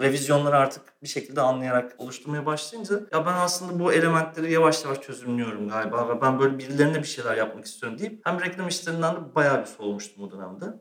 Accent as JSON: {"language": "Turkish", "region": "Istanbul", "country": "Turkey", "tie": "born or raised there", "also_born_or_lived": "Eskişehir", "said": "doğma büyüme İstanbulluyum zaten. Sadece üniversite için Eskişehir'e gitmiştim"}